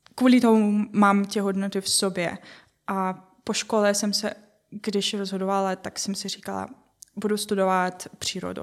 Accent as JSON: {"language": "Czech", "country": "Ukraine", "second_language": "Czech", "moved": "as an adult", "lives_now": "Czech Republic", "said": "Já jsem z Ukrajiny a přestěhovala jsem se kvůli partnero, partnerovi."}